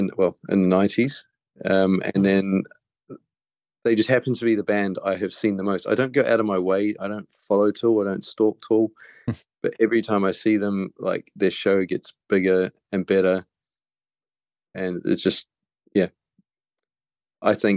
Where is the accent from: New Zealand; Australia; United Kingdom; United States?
New Zealand; moved away; I grew up in New Zealand, as you can probably tell by my very smooth accent